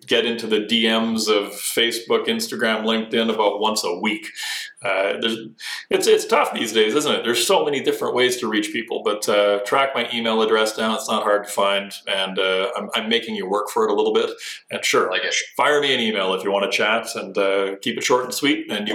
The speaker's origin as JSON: {"language": "English", "country": "Canada"}